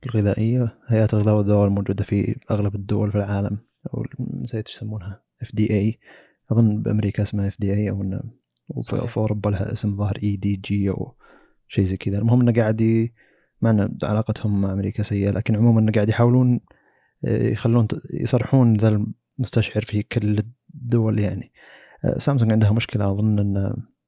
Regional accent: Saudi Arabia; عندنا في السعوديه

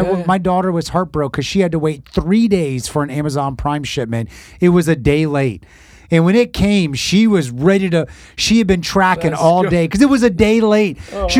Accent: Port-au-Prince, Ouest, Haiti; born there; I was born in Haiti and Canopy Vert, Port-au-Prince.

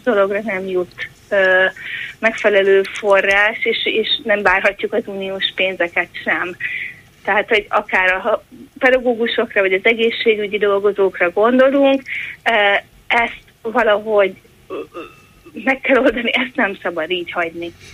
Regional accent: Szabolcs-Szatmár-Bereg, Hungary; Én a környékről származom, Szabolcs megyéből

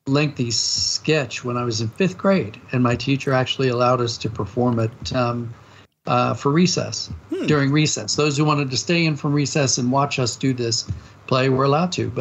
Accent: Maryland, United States; I grew up in Maryland

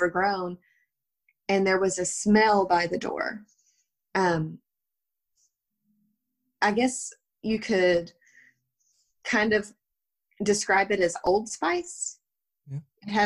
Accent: West Texas, United States; also born or lived in Italy; We don't speak French. We're from West Texas.

